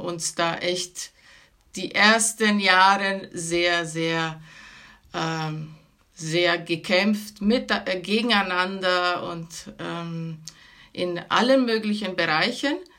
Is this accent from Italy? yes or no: yes; Venice, Veneto, Italy; moved away as an adult; now in Germany; ich bin von Venedig, also wir sind